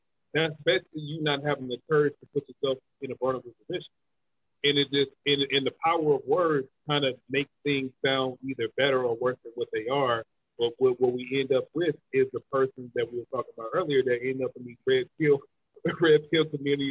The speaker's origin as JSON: {"language": "English", "region": "the South", "country": "United States", "tie": "born or raised there", "also_born_or_lived": "Milwaukee, Wisconsin", "said": "I was raised in the South"}